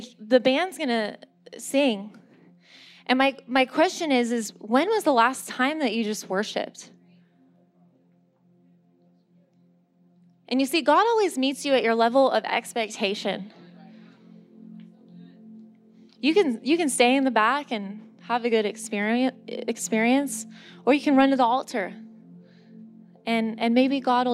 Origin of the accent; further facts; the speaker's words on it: San Diego, California, United States; moved away; I'm from San Diego